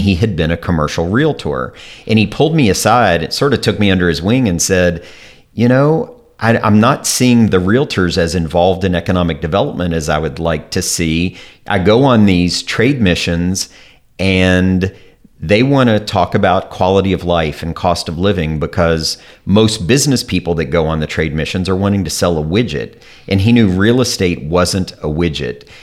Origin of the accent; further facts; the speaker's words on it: Kentucky, United States; moved away as an adult; now in Washington, D.C., United States; I grew up in Kentucky, and I moved to Washington, D C, right out of college.